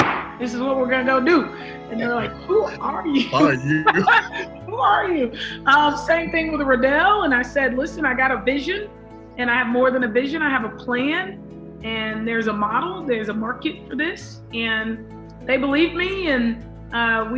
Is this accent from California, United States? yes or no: yes; Los Angeles, California, United States; growing up in South Central LA with the guys, you had to kind of be tough if you were gonna play outside.